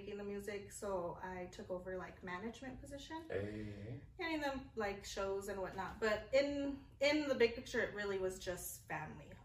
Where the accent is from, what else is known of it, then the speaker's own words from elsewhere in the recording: Las Cruces, New Mexico, United States; also born or lived in Albuquerque, New Mexico; I was born in Albuquerque, but raised here in Las Cruces